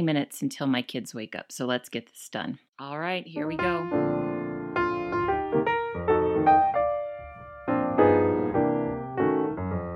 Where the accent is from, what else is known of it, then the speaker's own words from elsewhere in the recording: United States; moved away as an adult; now in Calgary, Canada; I'm an American married to a Spaniard raising Canadian children.